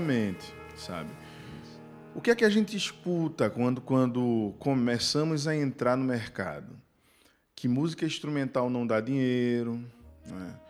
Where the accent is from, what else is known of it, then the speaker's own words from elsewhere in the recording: Northeast Region, Brazil; A gente hum. vem do Nordeste